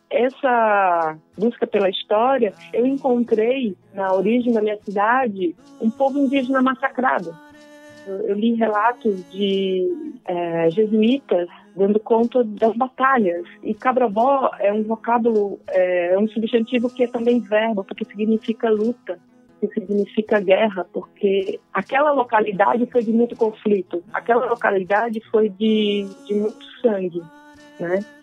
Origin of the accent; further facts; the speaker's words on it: Brazil; nós brasileiros